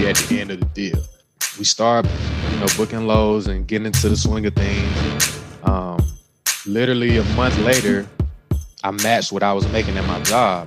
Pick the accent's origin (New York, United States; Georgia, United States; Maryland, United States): Georgia, United States; Cordele; I'm originally from Cordell, Georgia. So shout out to Cordell, Georgia. You know where I'm originally from. Small town, not a lot going on